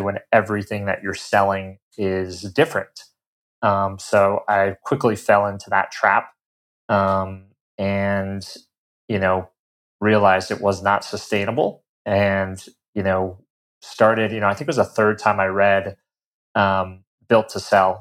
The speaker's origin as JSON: {"language": "English", "region": "Colorado", "country": "United States", "tie": "born or raised there", "moved": "as an adult", "said": "I'm originally from Colorado, um, grew up, you know, in the mountains there"}